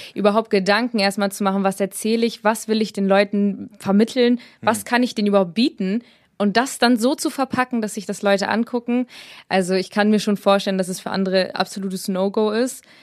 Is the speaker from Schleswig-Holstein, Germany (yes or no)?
no; Braunschweig, Lower Saxony, Germany; ich bin 20, ich komme aus Braunschweig